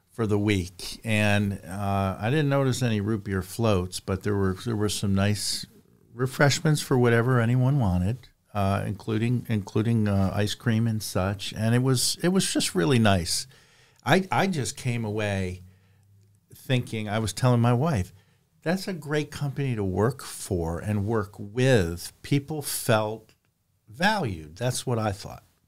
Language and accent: English; New York, United States; I'm from New York